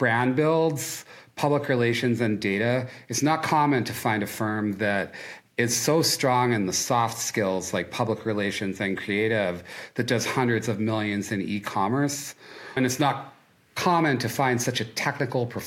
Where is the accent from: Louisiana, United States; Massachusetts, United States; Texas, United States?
Massachusetts, United States; Boston; also born or lived in Twin Cities, Minnesota; now in Duluth, United States; I'm a Bostonian by birth.